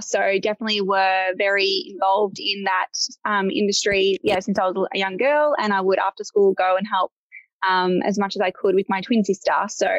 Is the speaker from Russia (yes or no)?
no; Melbourne, Victoria, Australia; But yes, it is a Greek background. And I guess growing up, you know, born and raised in Melbourne, with sisters.